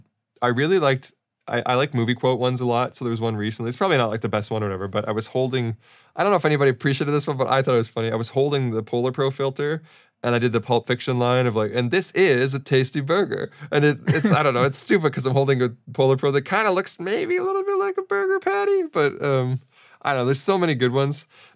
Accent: Australia; accent: Australian; I think it was another Australian thing because they liked my Australian accent.

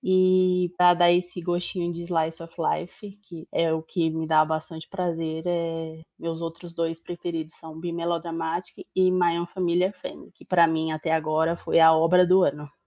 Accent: São Paulo, Brazil; eu sou de São Paulo

